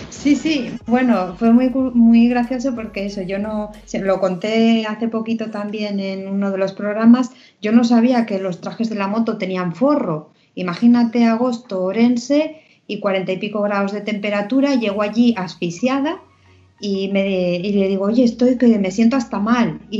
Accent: Portugal; born there; recuerdo que cuando llegué a Portugal y a ver a mi familia, porque yo nací en Portugal

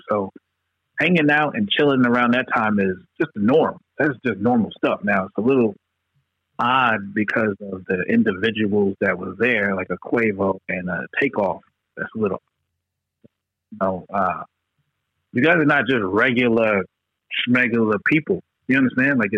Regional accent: New York, United States; because we're from New York

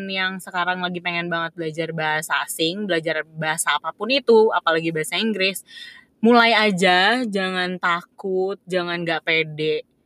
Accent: Indonesia; gue dari Indonesia abis itu abis itu setelah gue jawab uh, pertanyaan dia

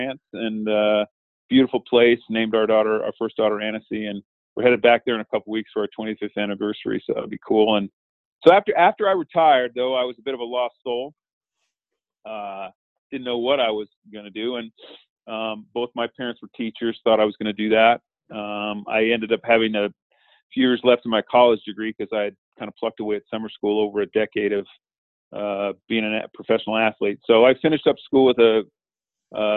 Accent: Montana, United States; Montana, that's where I'm from. So, born and raised in Montana

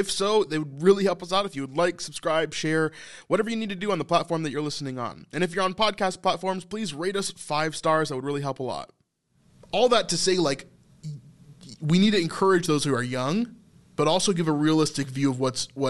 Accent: United States; that was the biggest thing in my youth, being an American male, right?

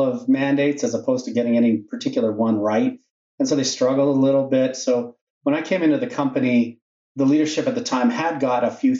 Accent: Regina, Saskatchewan, Canada; I'm a Regina guy. I was born in Regina and did my education in Regina

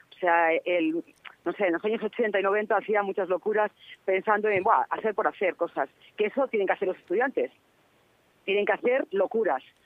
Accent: Castile and León, Spain; soy de Castilla y León

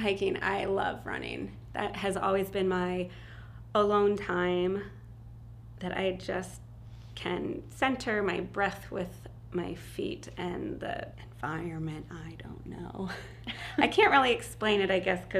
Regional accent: East Coast of Florida, United States; I grew up on the East Coast of Florida

